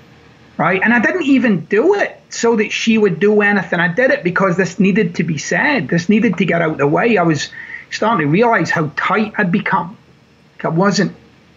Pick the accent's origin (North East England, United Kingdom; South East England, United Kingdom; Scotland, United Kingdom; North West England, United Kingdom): Scotland, United Kingdom; Glasgow; So I thought, I'll just take a quick flight over to Glasgow, my hometown. I'll go see my mom.